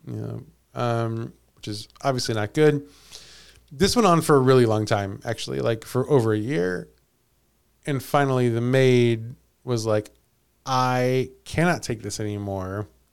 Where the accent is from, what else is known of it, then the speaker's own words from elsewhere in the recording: Missouri, United States; I was born and raised in Missouri